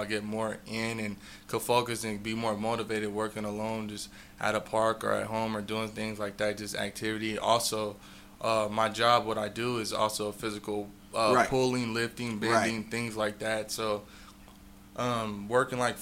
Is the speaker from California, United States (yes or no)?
yes; Bakersfield, California, United States; I'm born and raised in Bakersfield, California